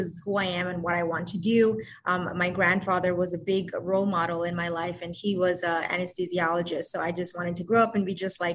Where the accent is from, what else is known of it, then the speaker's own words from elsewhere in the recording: New York, United States; also born or lived in Bangladesh; I grew up in New York